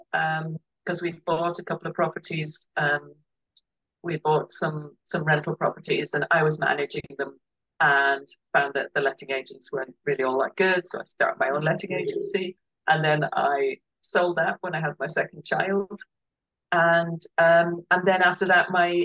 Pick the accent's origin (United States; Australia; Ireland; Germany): Ireland; now in United Kingdom; we're very Irish